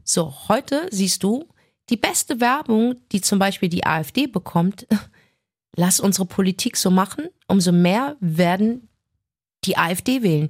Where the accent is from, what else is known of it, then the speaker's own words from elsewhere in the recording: Germany; ich bin deutsch.